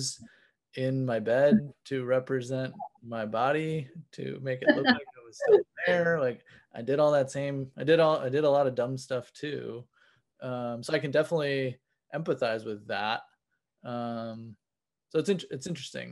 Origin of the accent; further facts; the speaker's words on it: Wisconsin, United States; I'm from Wisconsin